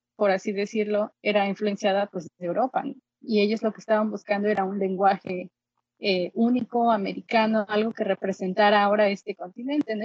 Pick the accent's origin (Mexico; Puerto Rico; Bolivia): Mexico; Xalapa, Veracruz; moved away as an adult; also born or lived in Colorado, United States; now in London, Canada; yo soy originaria de Jalapa, Veracruz